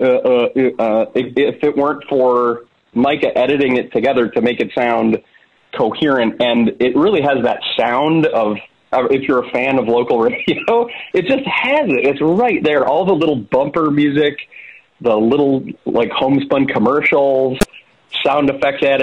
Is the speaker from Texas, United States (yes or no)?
no; small town mid Michigan, United States; we're both from Michigan. We're from small town Michigan